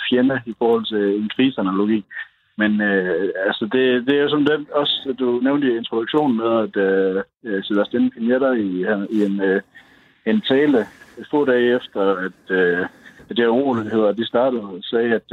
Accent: Støvring, North Denmark Region, Denmark; moved away as an adult; also born or lived in Aarhus; now in Santiago, Chile; jeg kommer fra Støvring, men, øh, men øh, studerede i, i Aarhus, og der, øh, der mødte jeg så en, øh, en chilensk pige, som øh, blev forelsket i, og så øh, gik det, som det gik, at jeg tog til Chile for at bo med hende

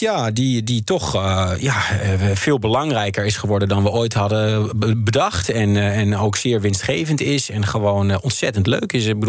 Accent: Netherlands; moved away as an adult; Ik ben een Nederlander

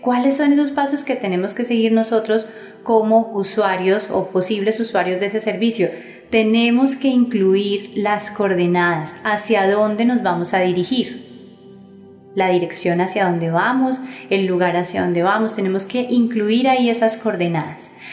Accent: Colombia

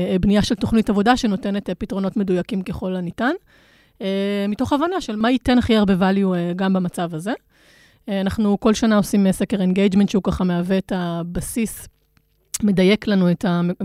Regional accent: Israel; היתרון שלנו, המובהק כישראלים

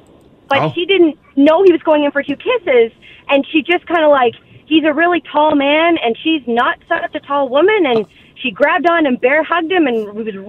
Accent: the Maritimes, Canada; we're from the Maritimes.

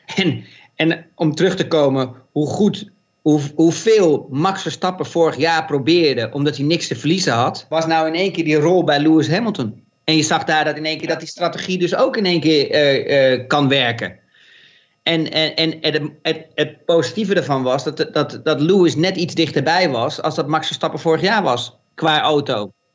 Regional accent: Netherlands; ons als Nederlanders

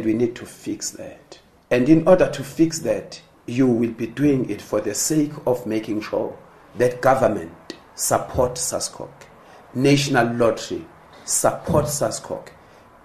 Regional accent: South Africa; we come from South Africa

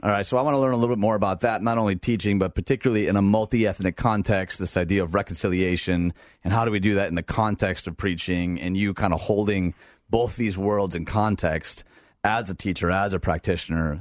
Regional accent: outside Detroit, Michigan, United States; moved away; I grew up outside Detroit

